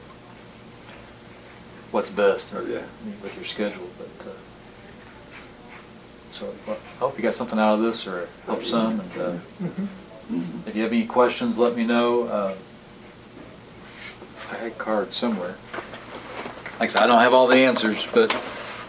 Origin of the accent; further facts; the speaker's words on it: Illinois, United States; moved away as an adult; also born or lived in Iowa / Starkville, Mississippi; now in Rome, Georgia, United States; I was born in Illinois, so I did my student teaching there.